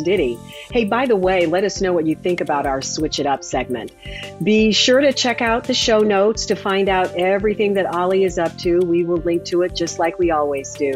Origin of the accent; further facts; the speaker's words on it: Chicago, Illinois, United States; moved away; I grew up in Chicago listening to the scoreboard go off